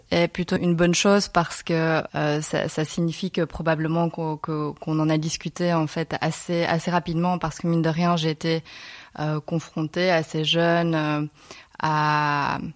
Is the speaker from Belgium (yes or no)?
yes; Belgium; also born or lived in Seoul, South Korea; now in Barcelona, Spain; Je suis née à Séoul, plus précisément, euh, et puis je suis arrivée en Belgique à l'âge de 4 mois.